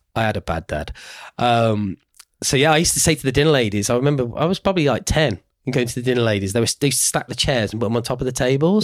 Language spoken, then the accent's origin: English; Birmingham, West Midlands, United Kingdom; I am from Birmingham